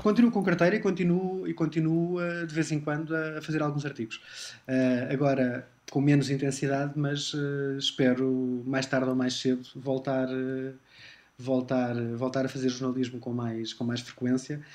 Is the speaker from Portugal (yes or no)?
yes; Lisbon, Portugal; eu nasci em Lisboa, uh, mas o meu pai é do Montijo e a minha mãe é de uma, de uma, de uma aldeia perto de Braga